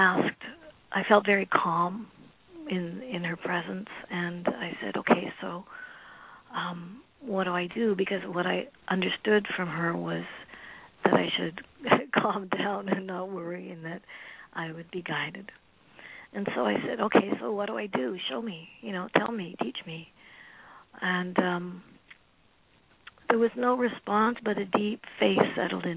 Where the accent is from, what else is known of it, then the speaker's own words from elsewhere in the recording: Manitoba, Canada; also born or lived in Trinidad; I was born in Trinidad and raised in Manitoba